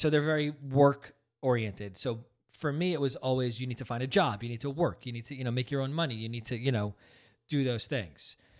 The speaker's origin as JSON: {"language": "English", "region": "New Jersey", "country": "United States", "tie": "born or raised there", "also_born_or_lived": "Brooklyn, New York", "said": "we're all from Brooklyn. I was the last, but we moved out here when I was just six months old, so out to New Jersey."}